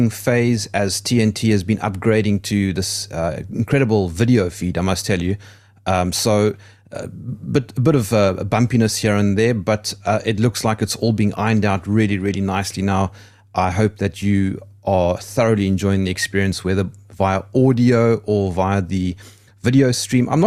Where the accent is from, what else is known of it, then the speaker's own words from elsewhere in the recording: South Africa; I'm South African and I'm a patriot